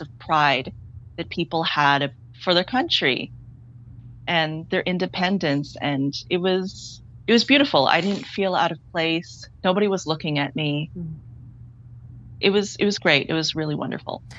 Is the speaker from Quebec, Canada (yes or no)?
no; Toronto, Ontario, Canada; I grew up in Scarborough, which has a very large Chinese Caribbean population